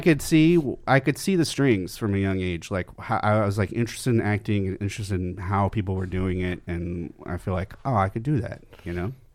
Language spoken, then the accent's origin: English; Camarillo, California, United States; I grew up in Camarillo, California, which is about an hour north of here